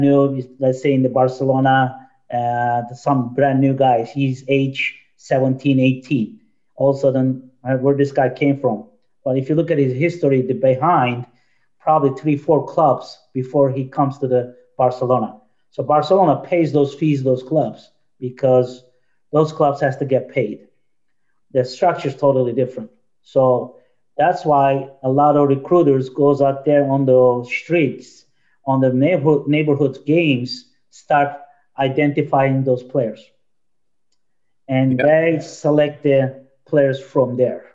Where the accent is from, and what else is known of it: Turkey; born or raised there; now in United States